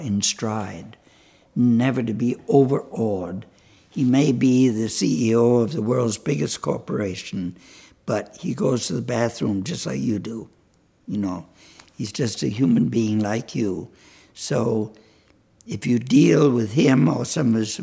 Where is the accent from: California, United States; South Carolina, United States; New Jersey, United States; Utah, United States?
South Carolina, United States; Charleston; Charleston, South Carolina